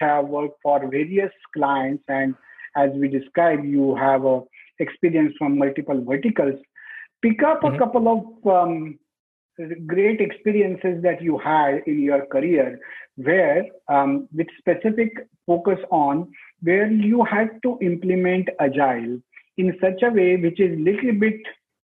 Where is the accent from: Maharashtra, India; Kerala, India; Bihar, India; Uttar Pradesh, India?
Maharashtra, India; Pune; Pune being my hometown